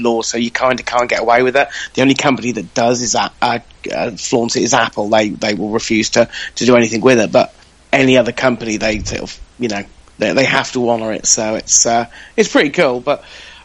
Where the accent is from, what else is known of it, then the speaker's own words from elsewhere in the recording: United Kingdom; I'm British